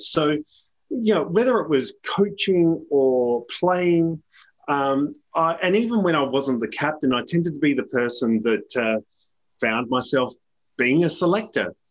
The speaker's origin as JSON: {"language": "English", "area": "Adelaide Hills", "region": "South Australia", "country": "Australia", "tie": "born or raised there", "also_born_or_lived": "United Kingdom", "moved": "as an adult", "lives_now": "Melbourne, Australia", "said": "I grew up in the Adelaide Hills in, in South Australia"}